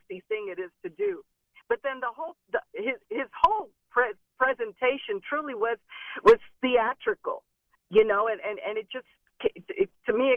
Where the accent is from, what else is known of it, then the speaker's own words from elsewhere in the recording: Venezuela; now in United States; I'm from Venezuela originally